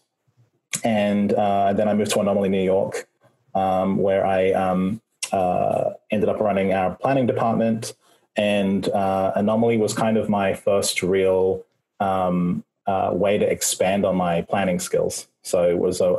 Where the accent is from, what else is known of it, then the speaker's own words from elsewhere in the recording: Australia; accent: Australian; also born or lived in New Zealand; the accent is from Australia. I was born in New Zealand, but my parents, we moved there when I was young